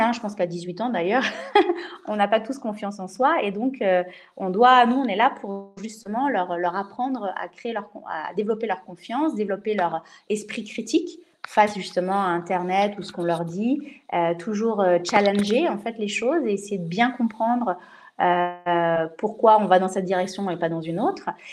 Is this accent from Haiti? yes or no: no; France; also born or lived in Switzerland; je suis française